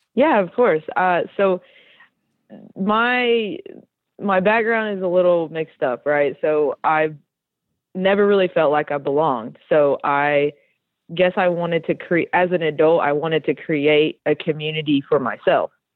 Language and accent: English; Tennessee, United States; now in Georgia, United States; I grew up in Tennessee, and my mom is from Tennessee and my dad is from Mexico.